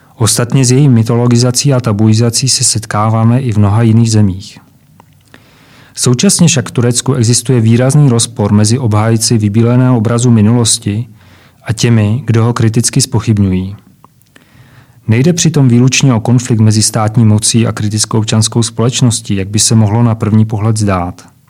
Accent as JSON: {"language": "Czech", "country": "Czechia", "said": "u nás v Čechách nebo v Československu"}